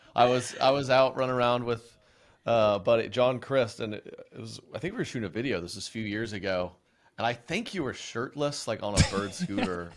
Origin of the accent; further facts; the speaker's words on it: Oklahoma, United States; I was born and raised in Oklahoma.